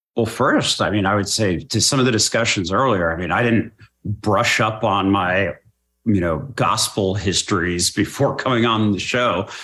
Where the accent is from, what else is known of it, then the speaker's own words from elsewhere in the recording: United States; I was raised in American culture.